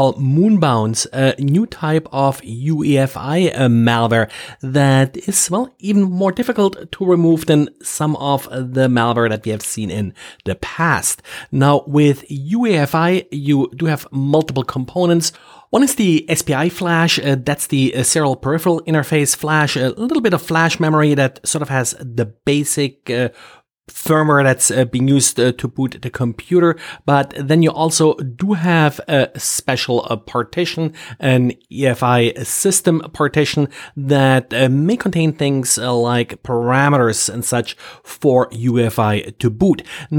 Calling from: Jacksonville, Florida, United States; I'm recording from Jacksonville, Florida.

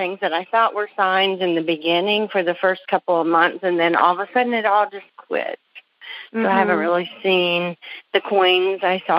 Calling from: Greenville, South Carolina, United States; From Greenville, South Carolina.

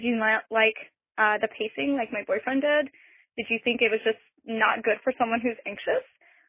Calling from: Austin, Texas, United States; I'm calling from Austin, Texas.

